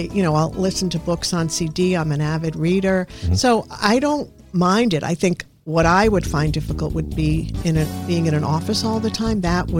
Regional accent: New York City, New York, United States; moved away; also born or lived in Yonkers, New York / Massachusetts; growing up in the Bronx and then Yonkers, as you're heading back to Massachusetts where we lived

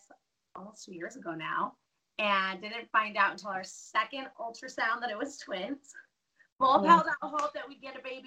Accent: Denver, Colorado, United States; moved away as an adult; now in Caldwell, United States; I was born and raised in Denver.

